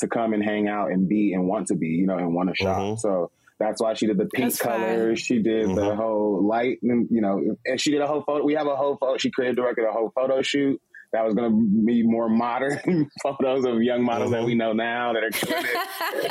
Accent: Los Angeles, California, United States; I'm from Los Angeles

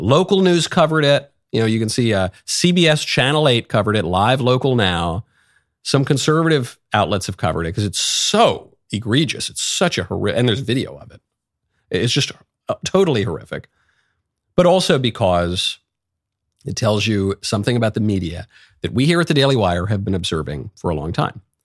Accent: New York, United States; moved away; also born or lived in Los Angeles; I'm from New York. I lived in L

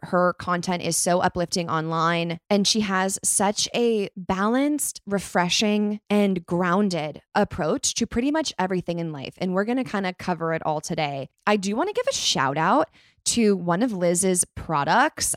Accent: California, United States; also born or lived in Chicago; I was born in Chicago, but raised in California

